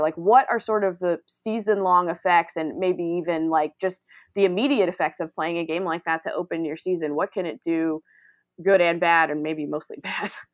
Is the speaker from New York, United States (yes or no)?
no; Greensboro, North Carolina, United States; now in Raleigh, United States; Born and raised in Greensboro, mere minutes from where the A C C was actually founded